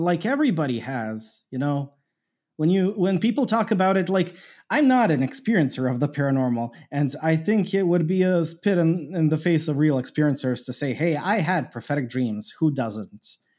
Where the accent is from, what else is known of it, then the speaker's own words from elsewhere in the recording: Canada; I grew up in Canada.